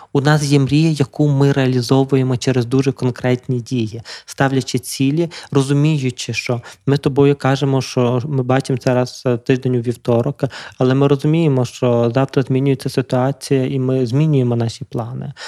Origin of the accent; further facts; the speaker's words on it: Lviv, Lviv Oblast, Ukraine; питому львівського хлопця, який живе у Львові